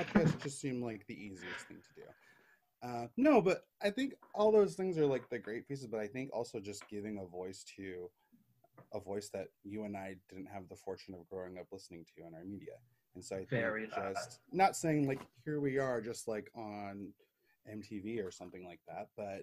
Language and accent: English; United States; we're both American